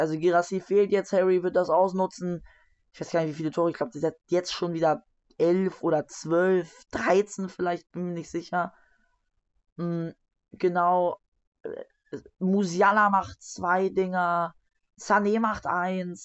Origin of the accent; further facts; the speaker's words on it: Hamburg, Germany; Ich bin Hamburger, ich fiebere für Hamburg